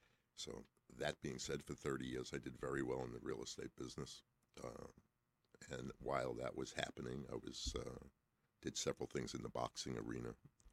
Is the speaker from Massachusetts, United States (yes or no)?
no; Brooklyn, New York, United States; also born or lived in Long Island / Manhattan / Atlanta; I'm a New Yorker. {S0} Okay. {S1} I was born in Long Island, grew up in Brooklyn, went to school in Manhattan, started in the clothing business.